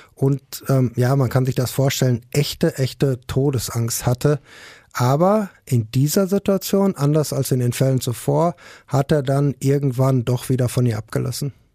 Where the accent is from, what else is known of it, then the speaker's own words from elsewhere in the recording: Ruhr area, North Rhine-Westphalia, Germany; hier bei uns im Ruhrgebiet